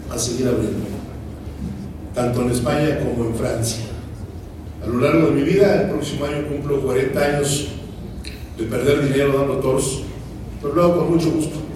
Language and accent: Spanish; Mexico; tenemos que darnos nuestro lugar como mexicanos